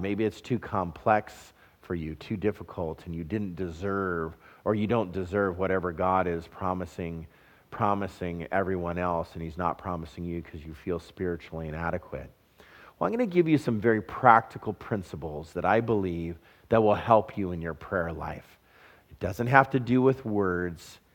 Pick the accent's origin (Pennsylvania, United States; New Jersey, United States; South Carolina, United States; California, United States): California, United States; Southern; moved away; I'm a California boy. I was raised in Southern California